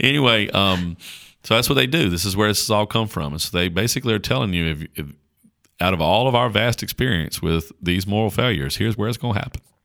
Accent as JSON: {"language": "English", "area": "Caswell County", "region": "North Carolina", "country": "United States", "accent": "country", "said": "I talk like a, like a country bumpkin from Caswell County, North Carolina, 'cause I am a country bumpkin from Caswell County, North Carolina."}